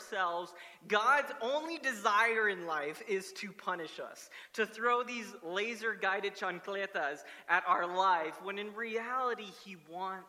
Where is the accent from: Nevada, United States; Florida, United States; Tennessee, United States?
Florida, United States; South; moved away; growing up in South Florida